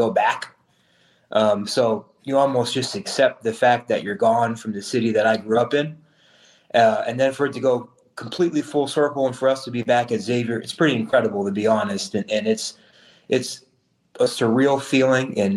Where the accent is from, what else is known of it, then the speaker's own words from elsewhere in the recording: Cincinnati, Ohio, United States; I grew up here in Cincinnati.